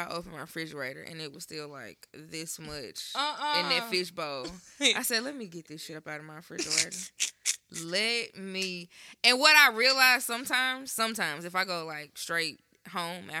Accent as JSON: {"language": "English", "town": "Memphis", "region": "Tennessee", "country": "United States", "said": "also from Memphis"}